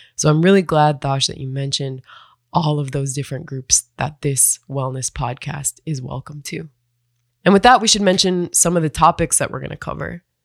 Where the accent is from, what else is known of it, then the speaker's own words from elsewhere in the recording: United States; now in Phoenix, United States; I'm originally from the Turtle Mountain Band of Chippewa and the Standing Rock Sioux Tribe